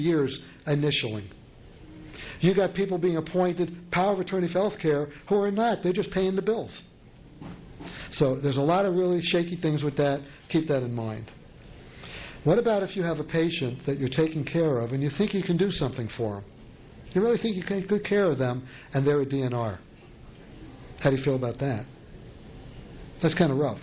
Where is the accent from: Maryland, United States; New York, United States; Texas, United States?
New York, United States; New York City; accent: New York; moved away; I'm from New York